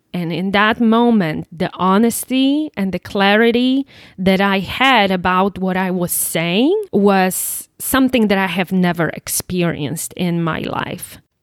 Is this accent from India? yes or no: no; Poland; English is a second language; moved away as an adult; also born or lived in East Texas; now in United States; I was born and raised in Poland. Um, born and raised in Poland, and first twenty-one years of my life I spent in Poland. Then, as a twenty-one-year-old, I moved to United States